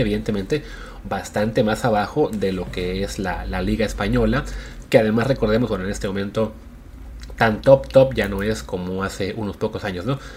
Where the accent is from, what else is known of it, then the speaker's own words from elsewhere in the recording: Mexico; como mexicanos